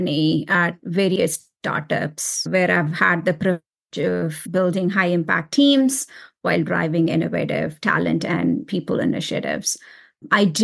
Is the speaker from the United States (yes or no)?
no; India; moved away; I was born and raised in India